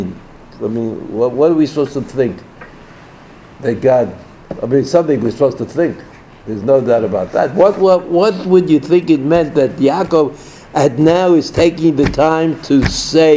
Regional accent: New York City, New York, United States; I'm from Brooklyn.

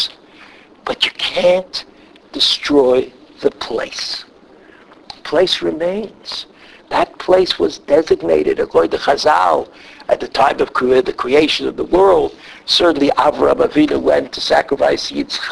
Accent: New York City, New York, United States; moved away; I'm from Brooklyn.

